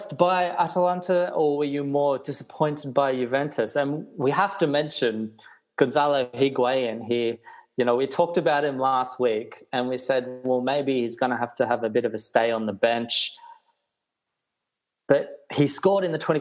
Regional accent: Australia; growing up as an Australian kid in the 90s in Australia

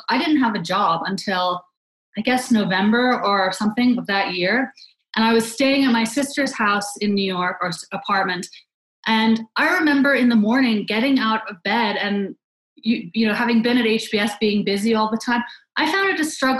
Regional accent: Canada; I grew up in Canada

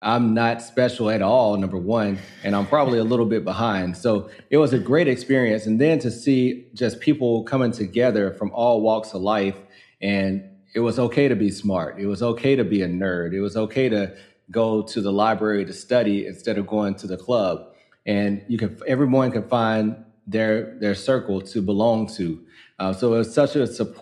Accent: Muscle Shoals, Alabama, United States; moved away as an adult; also born or lived in New Orleans, Louisiana / Washington, D.C.; I grew up in North Alabama, Muscle Shoals, Alabama

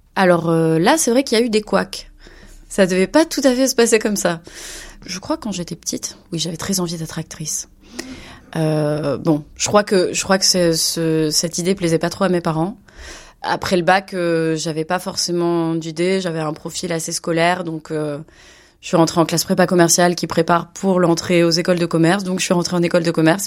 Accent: Bordeaux, Nouvelle-Aquitaine, France; moved away as an adult; now in Barcelona, Spain; je viens de Bordeaux, mais j'habite euh, donc euh, en Espagne à Barcelone

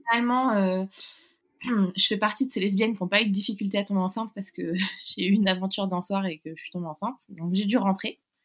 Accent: Paris, Île-de-France, France; also born or lived in London; on est originaire de Paris

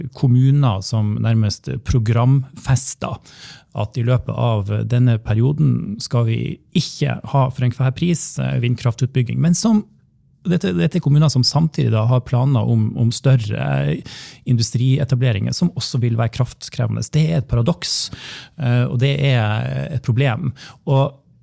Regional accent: Vesterålen, Nordland, Norway; also born or lived in Berlin, Germany; now in Bodø, Norway; oppe i Vesterålen, der jeg kommer ifra

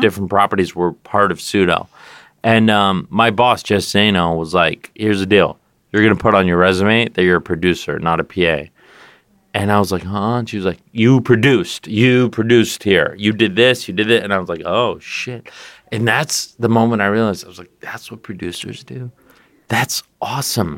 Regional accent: California, United States; moved away as an adult; now in New York, United States; I always used to say California, but I live in New York

